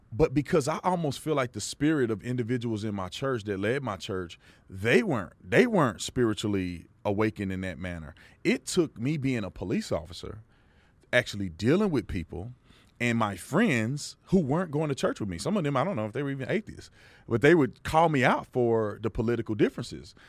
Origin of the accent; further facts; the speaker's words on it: Texas, United States; the little kid that grew up going to church 'cause that was the thing you did growing up in Texas